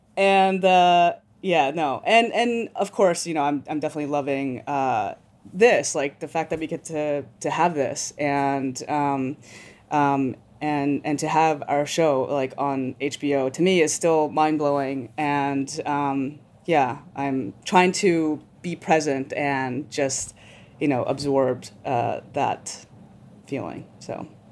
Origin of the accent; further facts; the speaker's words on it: New York City, New York, United States; I'm a New Yorker